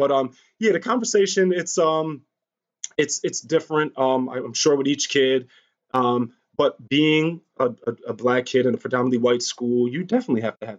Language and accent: English; Maine, United States; Well, in my town, I'm from Maine. I only had like two black kids in my school and they don't look like you.